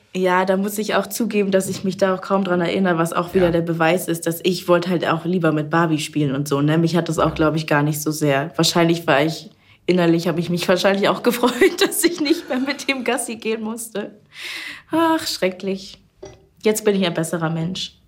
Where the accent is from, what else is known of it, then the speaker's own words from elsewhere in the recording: Kreis Stormarn, Herzogtum Lauenburg, Schleswig-Holstein, Germany; also born or lived in Bad Oldesloe; Kreis Stormann, Herzogtum Lauenburg und so weiter, das ist meine Heimat.